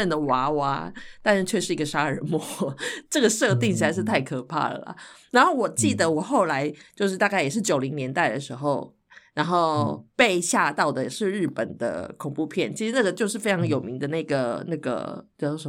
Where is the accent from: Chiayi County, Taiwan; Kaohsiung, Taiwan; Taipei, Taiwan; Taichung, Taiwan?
Taichung, Taiwan; 因为我我在台中出生长大嘛